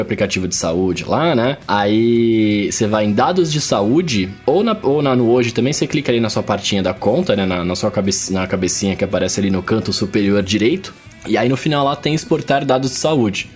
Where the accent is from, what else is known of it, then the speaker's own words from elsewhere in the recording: Brazil; eu sou brasileiro